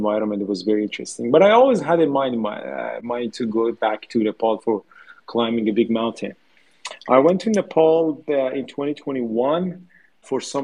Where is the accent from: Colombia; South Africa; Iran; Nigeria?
Iran; Tehran, Tehran Province; moved away as an adult; now in Canada; I grew up in Tehran in Iran